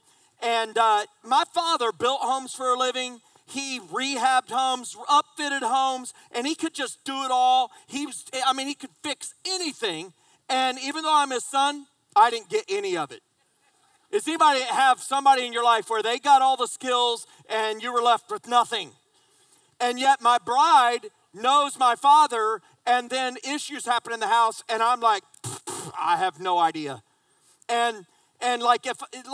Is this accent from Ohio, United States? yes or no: no; just south of Indianapolis, United States; now in South Carolina, United States; I grew up in Indiana, just south of Indianapolis, but I live in South Carolina